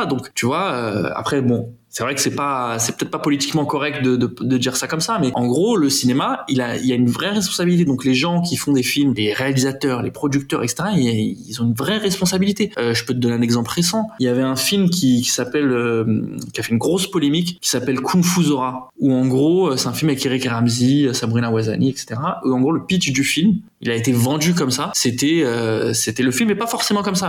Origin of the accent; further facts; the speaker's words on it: Aubervilliers, Île-de-France, France; moi j'ai grandi à Aubervilliers. Voilà, j'ai fait un parcours classique là-bas, collège, euh, lycée à Aubervilliers